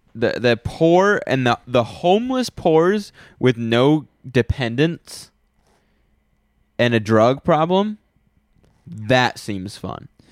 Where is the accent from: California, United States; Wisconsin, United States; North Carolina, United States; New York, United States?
North Carolina, United States; I was ten minutes up the road from here, is where I grew up